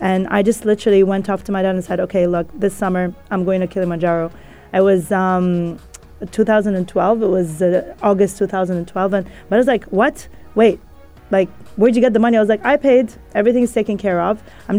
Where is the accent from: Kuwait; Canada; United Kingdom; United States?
Kuwait; Look, I grew up in Kuwait, you know, in a very conservative family, like the typical, right? Like my parents are Egyptian.